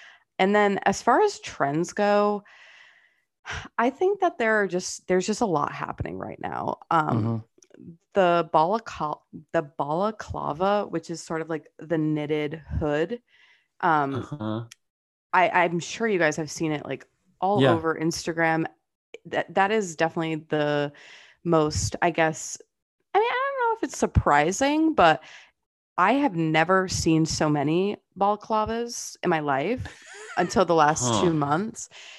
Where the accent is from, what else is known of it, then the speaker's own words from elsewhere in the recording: Fall River, Massachusetts, United States; I grew up on the border of Massachusetts and Rhode Island. If you guys know like Fall River.